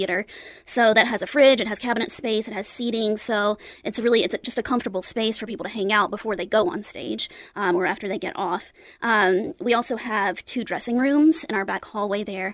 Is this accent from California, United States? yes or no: no; Dearing, Georgia, United States; moved away as an adult; now in Kalamazoo, United States; I am originally from Deering, Georgia, which is a tiny little town that's outside of Augusta